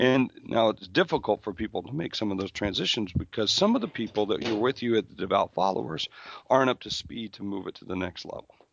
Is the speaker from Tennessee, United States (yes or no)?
no; South Dakota, United States; I'm from South Dakota, where, quite frankly, you know, they don't care